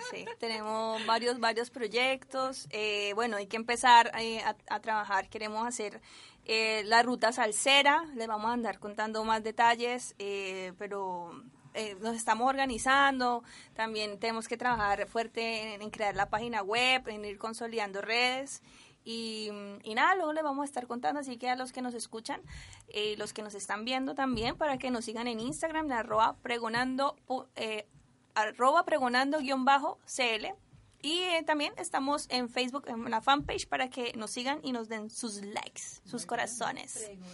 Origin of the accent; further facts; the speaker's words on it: Cali, Valle del Cauca, Colombia; now in Chile; nosotras que somos de Cali